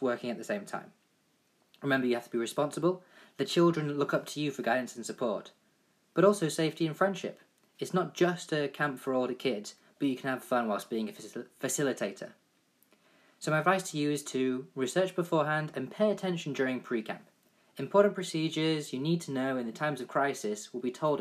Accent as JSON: {"language": "English", "region": "England", "country": "United Kingdom", "tie": "born or raised there", "said": "I played football all my life growing up in England"}